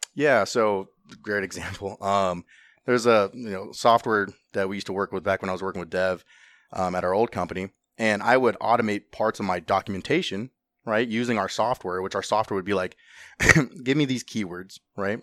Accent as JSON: {"language": "English", "region": "Southern California", "country": "United States", "tie": "born or raised there", "also_born_or_lived": "Los Angeles, California / Orange County, California", "moved": "as an adult", "lives_now": "Ohio, United States", "said": "I grew up in Southern California. Um, we moved around from, like, L A to Orange County"}